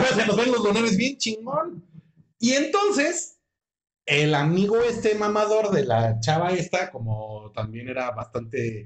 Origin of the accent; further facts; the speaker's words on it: Mexico; moved away; yo soy de México